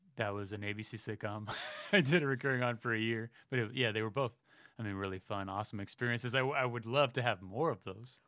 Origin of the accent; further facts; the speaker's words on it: Millbrae, California, United States; moved away; San Francisco Bay Area, Millbrae, town about ten minutes south